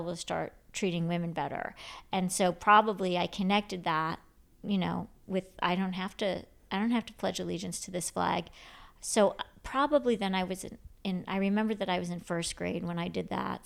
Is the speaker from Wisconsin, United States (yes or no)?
no; Grand Rapids, Michigan, United States; also born or lived in Ann Arbor, Michigan; So I grew up in Grand Rapids, Michi-, I was born in Ann Arbor, Michigan